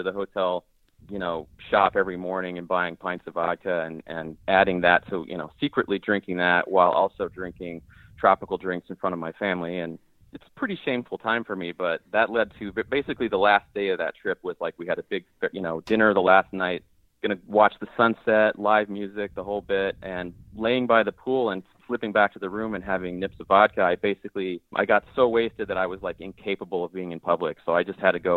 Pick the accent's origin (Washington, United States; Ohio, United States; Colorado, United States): Colorado, United States; moved away as an adult; now in Portland, United States; I live in Portland, Oregon, but I grew up in Colorado